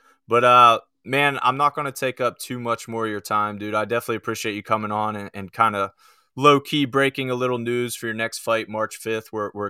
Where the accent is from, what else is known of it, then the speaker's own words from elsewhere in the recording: Breezewood, Pennsylvania, United States; also born or lived in Morgantown, West Virginia; now in Pittsburgh, United States; And I grew up actually in South Central PA, kind of on the Maryland border-ish. Near Breezewood on the Turnpike, if you've ever traveled the PA Turnpike near Breezewood.